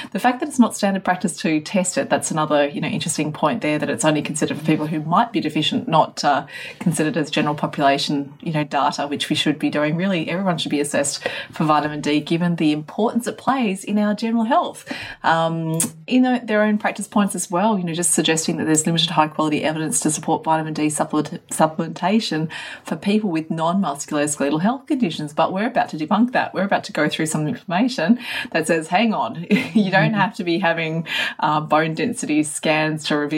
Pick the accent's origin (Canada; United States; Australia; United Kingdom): Australia; but I'm Australian, I'm out in the sun all the time.